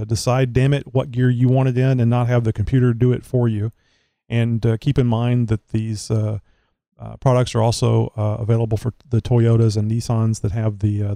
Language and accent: English; Southeast Texas, United States; I'm from Texas. I was born here. I've lived my entire life in Southeast Texas